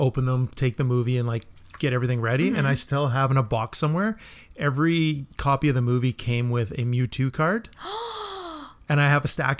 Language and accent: English; Melville, New York, United States; I'm from Melville and it was the gas station, right?